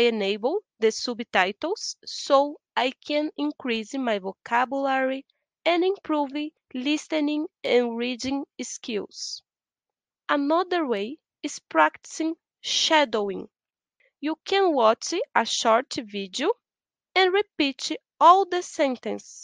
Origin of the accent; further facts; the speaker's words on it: Brazil; English is a second language; now in United Kingdom; I'm from Brazil